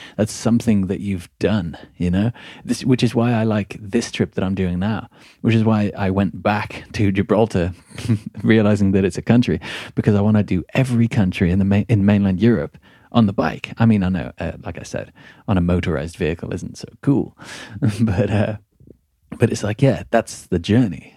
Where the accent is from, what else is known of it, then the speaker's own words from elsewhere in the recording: Midlands, United Kingdom; moved away; I'm from the Midlands.